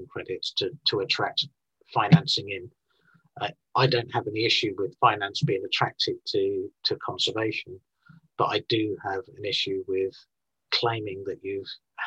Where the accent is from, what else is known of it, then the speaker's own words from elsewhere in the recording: Scotland, United Kingdom; I'm from Scotland in the UK